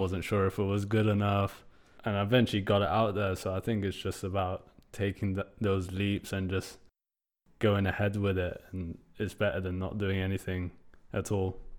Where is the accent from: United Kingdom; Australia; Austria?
United Kingdom; my story growing up as a British Iranian in the U K